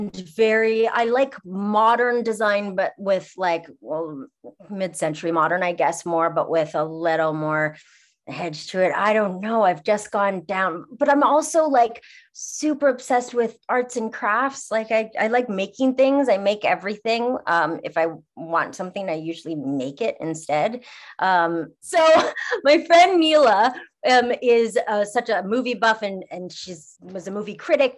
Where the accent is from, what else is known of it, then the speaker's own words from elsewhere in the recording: Montreal, Quebec, Canada; also born or lived in Toronto; now in Los Angeles, United States; I'm from Montreal originally, and I lived in Toronto